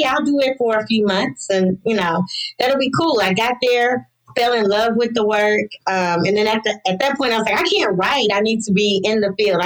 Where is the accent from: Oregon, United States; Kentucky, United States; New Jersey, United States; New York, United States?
Kentucky, United States; Lexington; moved away as an adult; also born or lived in Louisville, Kentucky; now in Mississippi, United States; I'm originally from Kentucky, Lexington, Kentucky.